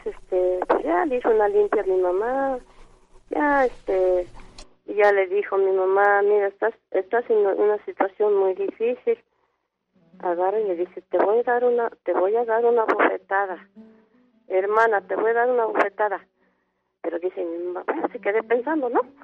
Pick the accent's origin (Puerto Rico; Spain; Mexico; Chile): Mexico; Zacatlán, Puebla; now in Mexico City, Mexico; yo soy del estado de Puebla